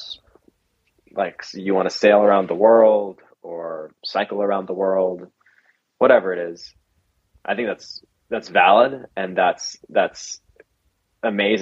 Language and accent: English; Las Vegas, Nevada, United States; moved away as an adult; I grew up in Vegas with very conservative Christian parents